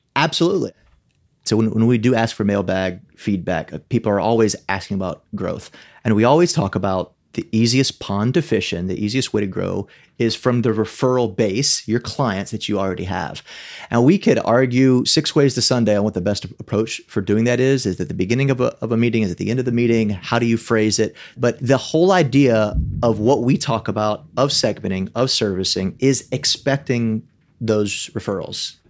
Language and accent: English; South Louisiana, United States; growing up in South Louisiana